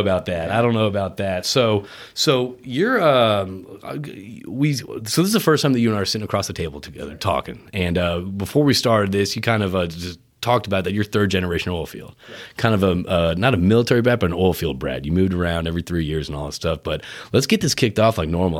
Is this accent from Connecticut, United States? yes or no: yes; Connecticut, United States; now in Texas, United States; I grew up in Connecticut